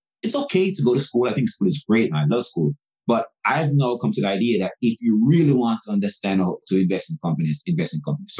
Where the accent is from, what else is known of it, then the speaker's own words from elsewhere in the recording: Jamaica; now in United States; I'm actually from Jamaica. I was born in Jamaica.